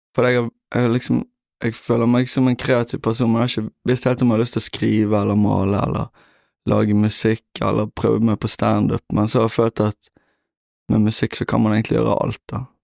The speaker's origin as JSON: {"language": "Norwegian", "town": "Bergen", "region": "Vestland", "country": "Norway", "said": "Jeg er fra Bønes"}